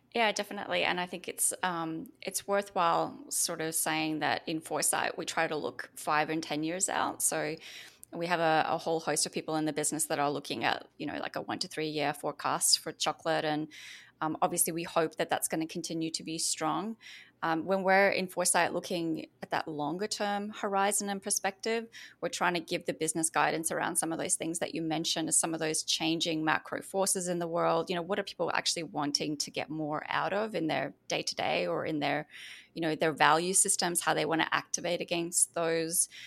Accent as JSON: {"language": "English", "country": "Australia", "accent": "Australian", "moved": "as an adult", "lives_now": "United States", "said": "I've actually moved from Australia, which you can probably hear from my accent, um, to the U S, uh, just two months ago."}